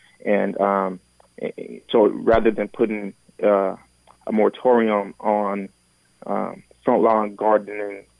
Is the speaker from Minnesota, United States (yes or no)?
yes; Minneapolis, Minnesota, United States; also born or lived in Liberia / St. Francis, Minnesota; I grew up mostly in North Minneapolis